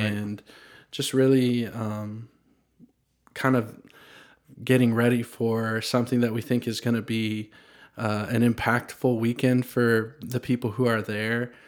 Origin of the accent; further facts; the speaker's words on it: Franklin, Tennessee, United States; also born or lived in Nashville; I was born in Nashville, grew up in Franklin, and it's a place I'm proud to call my hometown